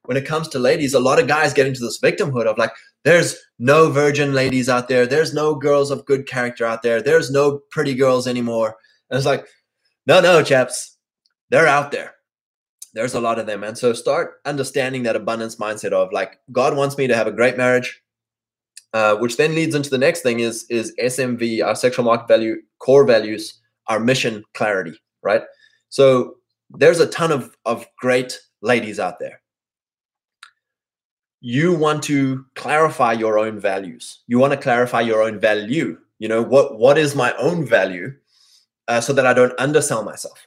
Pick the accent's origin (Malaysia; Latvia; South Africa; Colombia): South Africa; moved away as an adult; also born or lived in Lexington, Kentucky; now in United States; I'm from Africa